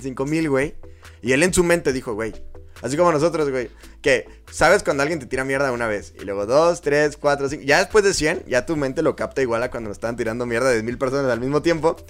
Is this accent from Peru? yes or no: no; Mexico; somos mexicanos todos